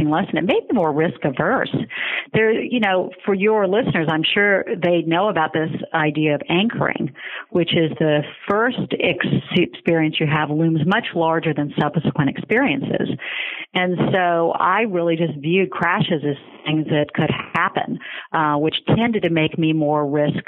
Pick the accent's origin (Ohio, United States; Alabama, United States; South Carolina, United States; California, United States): South Carolina, United States; Charleston; moved away as an adult; also born or lived in New York; I grew up in Charleston, South Carolina